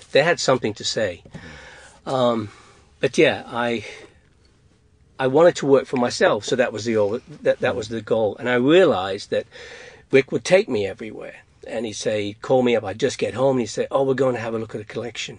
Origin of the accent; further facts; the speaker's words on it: England, United Kingdom; moved away; I'm from England.